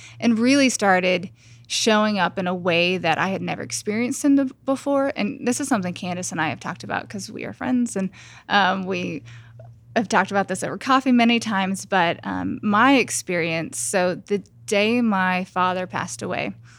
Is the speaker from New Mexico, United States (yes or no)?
yes; New Mexico, United States; moved away as an adult; also born or lived in Los Angeles; I grew up in New Mexico, and then after college, I moved to Los Angeles, and so I lived there for 10 years